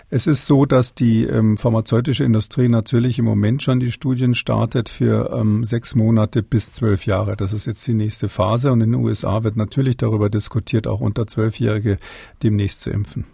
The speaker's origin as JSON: {"language": "German", "country": "Germany", "said": "bei uns in Deutschland"}